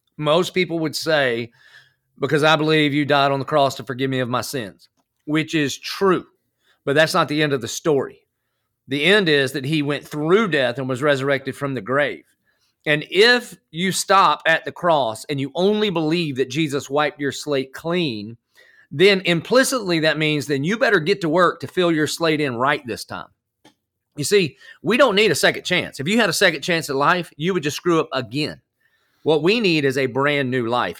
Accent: the South, United States; accent: country; now in Jacksonville, United States; I I grew up in the South, but I did not grow up at church.

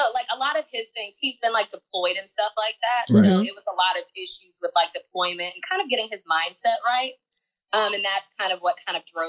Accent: Atlanta, Georgia, United States; I'm from Atlanta, Georgia.

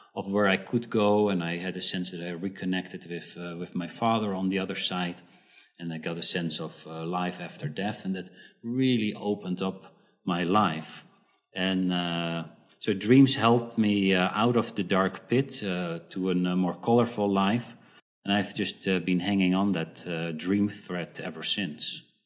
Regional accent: Netherlands; moved away as an adult; also born or lived in South Africa; at the age when I was four, we moved to the Netherlands, and uh, I lived there for uh, for a, a, pretty long time 20, 20 years

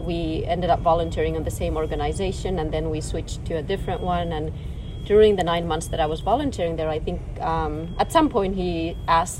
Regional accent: Finland; now in San Diego, United States; from Finland

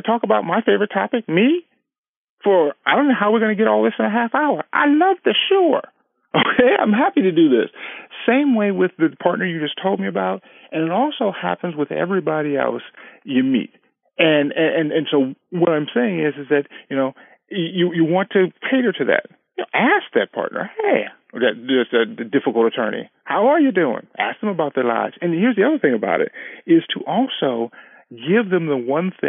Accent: California, United States; we've been married 19 years, and we're from California

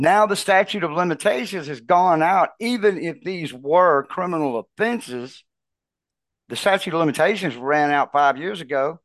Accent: United States; we as American people

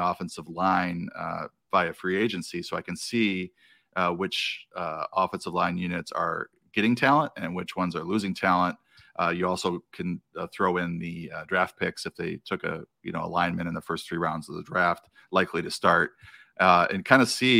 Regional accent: Wisconsin, United States; Yeah, I grew up in Wisconsin, outside of Milwaukee, and a lifelong.

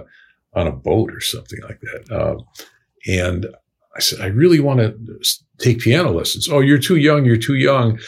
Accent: New York City, New York, United States; moved away; also born or lived in Chicago; I was born in Brooklyn in 1951

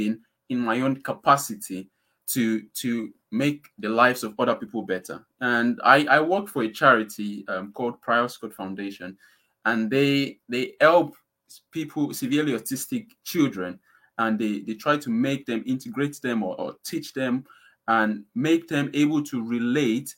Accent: Nigeria; now in United Kingdom; I'm from Nigeria

